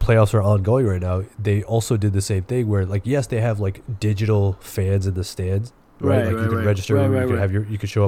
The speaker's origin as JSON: {"language": "English", "region": "New York", "country": "United States", "said": "I'm from New York"}